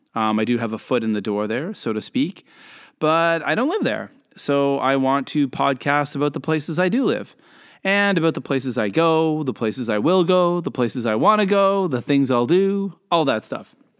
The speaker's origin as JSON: {"language": "English", "country": "Canada", "also_born_or_lived": "Kobe, Japan", "moved": "yes", "lives_now": "Shenzhen, China", "said": "I'm a Canadian. Uh, I'm living in Shenzhen, China"}